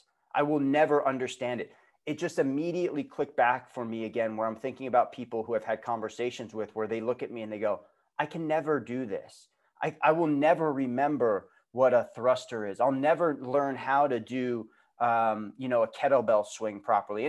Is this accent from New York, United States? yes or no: yes; Long Island, New York, United States; moved away as an adult; also born or lived in Boston; I grew up in New York on Long Island